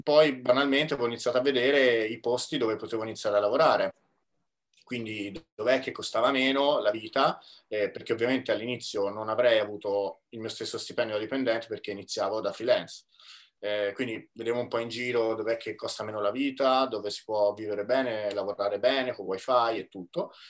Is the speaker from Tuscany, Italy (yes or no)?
yes; Tuscany, Italy; moved away as an adult; also born or lived in Milan; ho comprato casa in Toscana nel mio paese natale